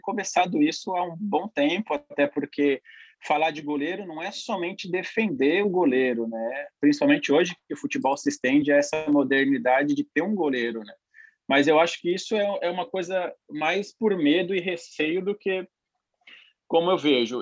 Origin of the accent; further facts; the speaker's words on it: São Paulo, Brazil; Eu sou de Itaquera, né? Sou de Quebrada, Zona Leste